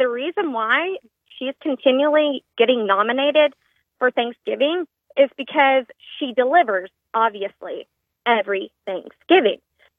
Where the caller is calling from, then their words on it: Shreveport, Louisiana, United States; Hi, Chica. … with LVD by Design in Shreveport.